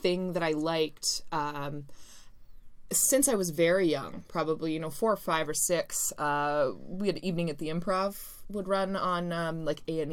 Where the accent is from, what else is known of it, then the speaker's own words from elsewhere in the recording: Canada; being Canadian and living here